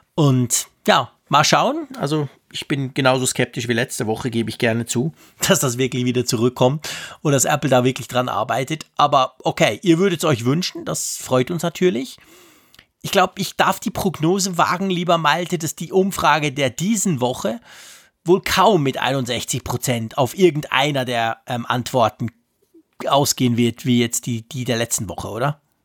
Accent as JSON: {"language": "German", "country": "Switzerland", "said": "ich bin Schweizer"}